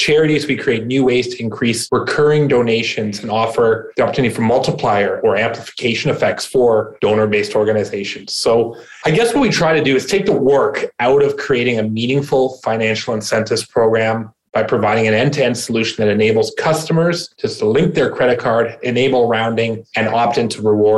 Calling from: Ontario, Canada; Right now, I'm in snowy Ontario, Canada, about an hour outside of Toronto.

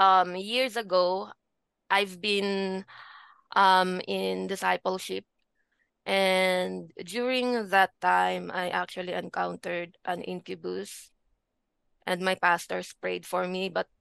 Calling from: Philippines; From the Philippines.

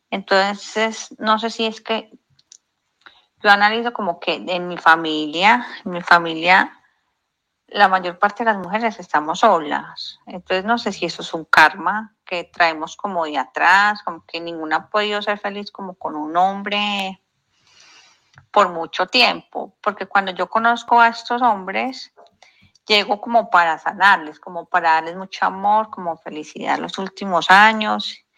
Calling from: Colombia; Hola, buen día. … de Colombia.

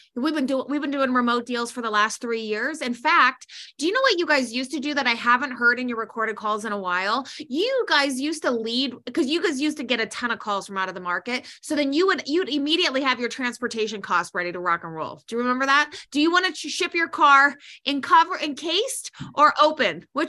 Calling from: Minnesota, United States; I'm calling from Minnesota.

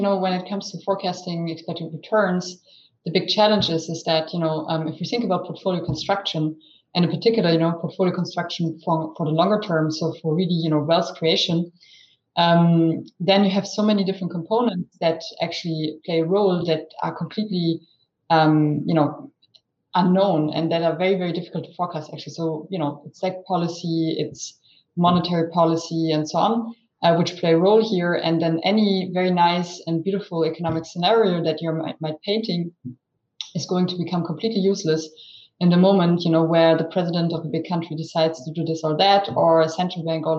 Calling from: Zurich, Switzerland; I'm speaking from Zurich, so my home base, working from home as many of us still do today.

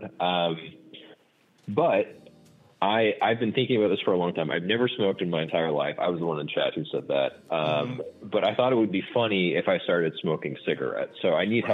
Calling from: Los Angeles, California, United States; I'm calling from Los Angeles

